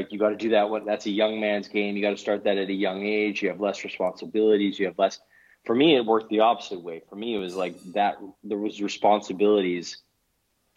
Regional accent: Canada; moved away as an adult; now in Denmark; I'm Canadian originally

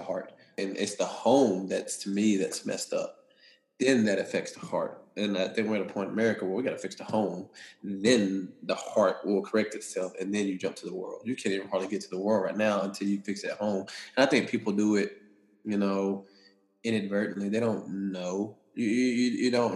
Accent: East Texas, United States; I'm from deep East Texas, and so my upbringing was a little different

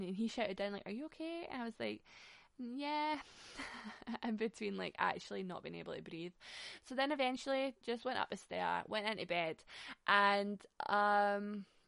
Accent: Glasgow, Scotland, United Kingdom; we're from Glasgow.

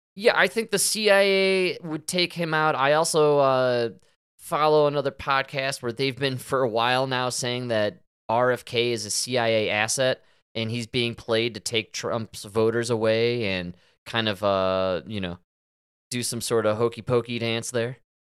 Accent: Chicago, Illinois, United States; I'm from Chicago

